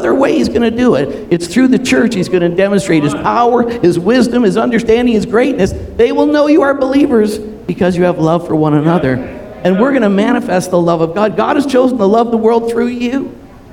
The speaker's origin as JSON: {"language": "English", "town": "Toronto", "region": "Ontario", "country": "Canada", "tie": "born or raised there", "also_born_or_lived": "Montreal", "said": "I was born in Toronto."}